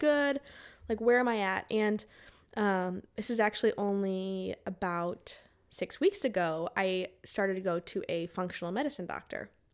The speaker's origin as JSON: {"language": "English", "region": "Arizona", "country": "United States", "tie": "born or raised there", "said": "I grew up in Arizona"}